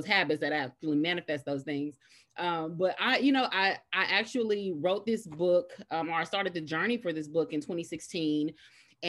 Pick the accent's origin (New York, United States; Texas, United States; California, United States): Texas, United States; Dallas; originally born and raised in Dallas